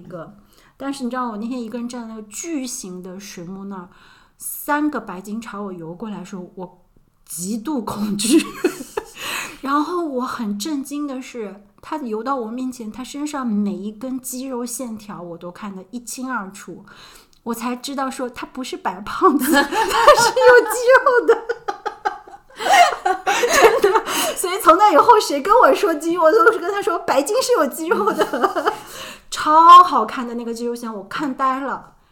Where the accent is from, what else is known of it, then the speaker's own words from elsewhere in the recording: Shanghai, China; 我们是上海的